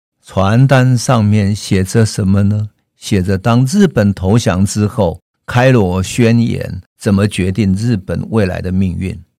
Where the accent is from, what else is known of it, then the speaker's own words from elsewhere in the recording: Taiwan; 就是我们台湾人最关心的台湾